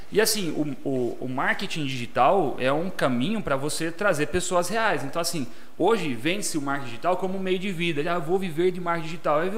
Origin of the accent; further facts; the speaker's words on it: Jaú, São Paulo, Brazil; sou natural de Jaú